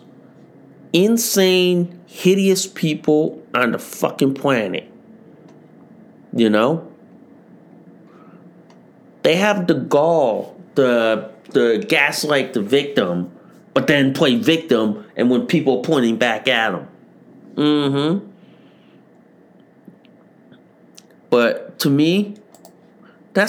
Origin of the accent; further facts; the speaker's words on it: United States; I'm an American